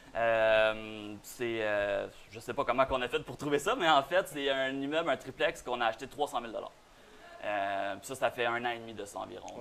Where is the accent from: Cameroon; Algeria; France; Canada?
Canada; Boisbriand, Quebec; nous on vient de la Rive-Nord, disons bois briand